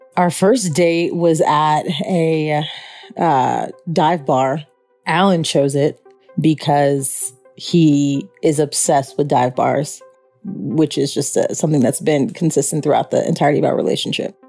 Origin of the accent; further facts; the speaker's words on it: Chicago, Illinois, United States; I'm from Chicago